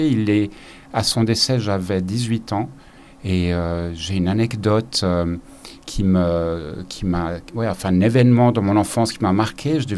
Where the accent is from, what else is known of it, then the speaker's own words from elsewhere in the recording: Zimbabwe; now in Geneva, Switzerland; j'ai passé une partie de mon enfance au Zimbabwe et euh, les week-ends et les vacances étaient passés euh, à une activité qui était aller dans les parcs naturels et regarder la faune et la nature.